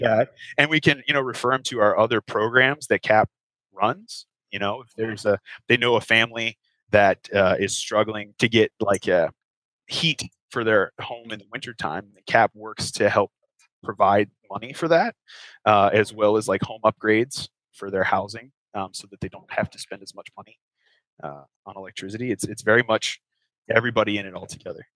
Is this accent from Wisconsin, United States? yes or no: no; Cincinnati, Ohio, United States; moved away as an adult; now in Kentucky, United States; I grew up in Cincinnati, which is just across the river from the state of Kentucky